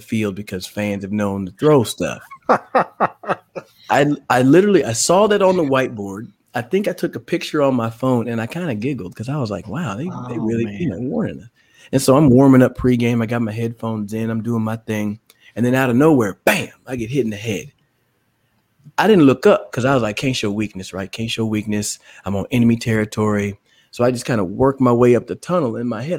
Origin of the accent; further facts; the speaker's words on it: Dallas, Texas, United States; moved away; I'm from the Dallas area. Um, so it was always fun to come home just to get to see family